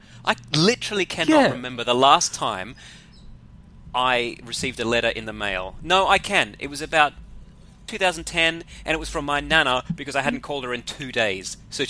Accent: Sydney, New South Wales, Australia; I'm from Sydney

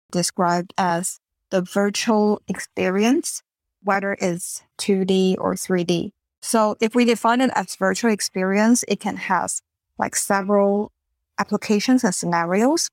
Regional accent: Taiwan; moved away as an adult; also born or lived in Singapore; now in California, United States; I grew up in Taiwan

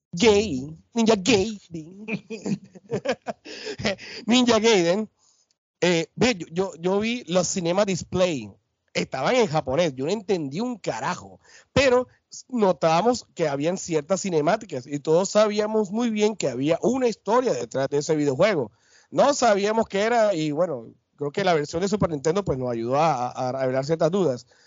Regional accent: Barranquilla, Atlántico, Colombia; mi tierra, Barranquilla, acá en Altos de Soledad

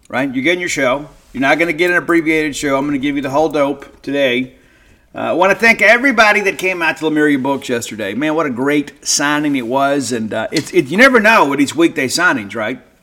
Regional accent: Columbia, Mississippi, United States; also born or lived in Canton, Mississippi; growing up in South Mississippi, in Columbia, Mississippi, I was born in Canton

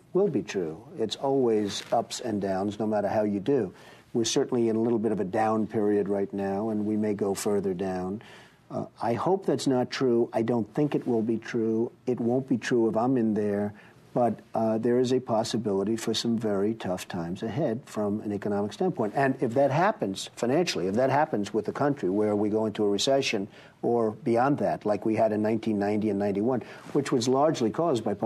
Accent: New York City, New York, United States; I was raised in New York and grew up and work and everything else in New York City

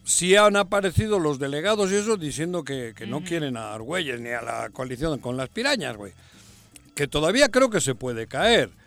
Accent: Jojutla, Morelos, Mexico; Ojojutla Porque, es mi tierra, También mi, tierra chica.

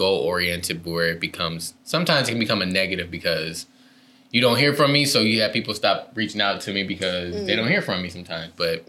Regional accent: Detroit, Michigan, United States; moved away as an adult; also born or lived in Saginaw, Michigan; now in California, United States; But then I grew up in the like Detroit area for most of my life. Went to college, went to all the schools from elementary, middle school through college, in the Detroit area. And then I moved to California.

